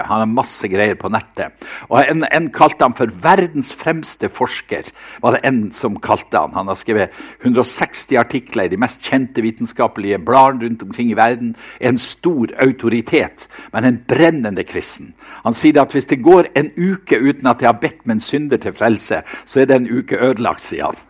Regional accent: Seløya, Nordland, Norway; på Seløya, der jeg, der jeg vokste opp

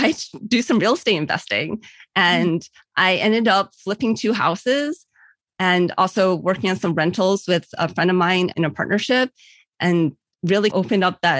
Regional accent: Cleveland, Ohio, United States; also born or lived in California / Virginia; I was born in Cleveland

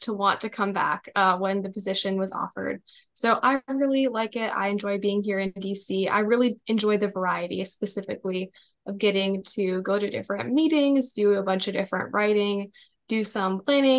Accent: Minnesota, United States; moved away as an adult; also born or lived in Florida; now in Washington, United States; I'm originally from Minnesota, grew up there, and then I moved down to Florida

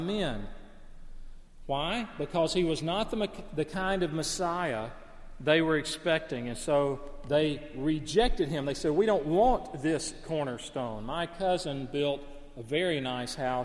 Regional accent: northeast Alabama, United States; the woods and the rugged hills and cliffs and caves, which were right out the back door of my family home in northeast Alabama

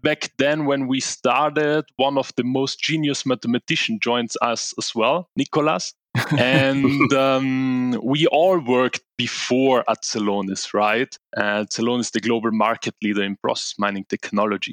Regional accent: Italy; moved away as an adult; now in Munich, Germany; I'm originally from Italy.

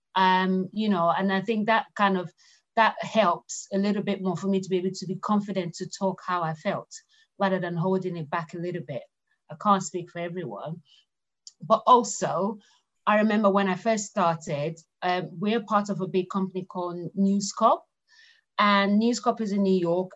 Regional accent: Lagos, Nigeria; moved away as an adult; now in United Kingdom; I grew up in Lagos, Nigeria. So, you know, um, and I only moved to the UK 20 years ago

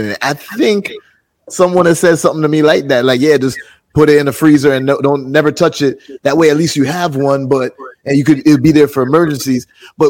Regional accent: Jamaica; I'm Jamaican

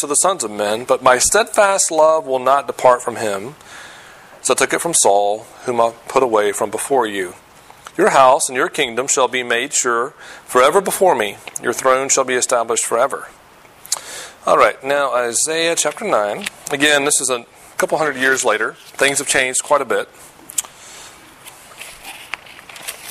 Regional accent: Virginia, United States; moved away; I'm from Virginia

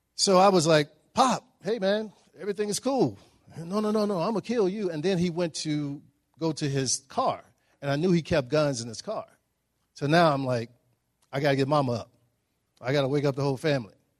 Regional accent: Dallas, Texas, United States; I grew up in Dallas, Texas

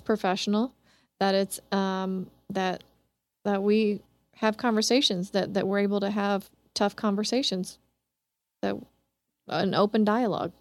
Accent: Kansas City, Kansas, United States; I grew up in Kansas City, Kansas, but I was born here on the Missouri side

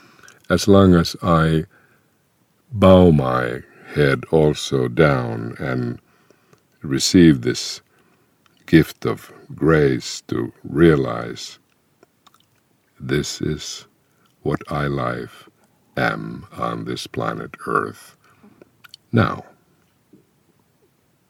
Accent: Finland; first language Finnish; English is a second language; my native language, Finnish

